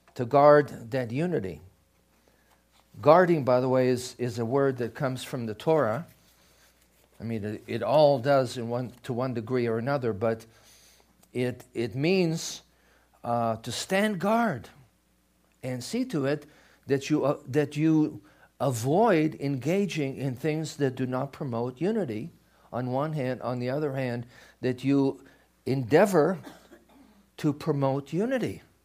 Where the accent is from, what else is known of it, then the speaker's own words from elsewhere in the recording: Israel; moved away; I grew up in Israel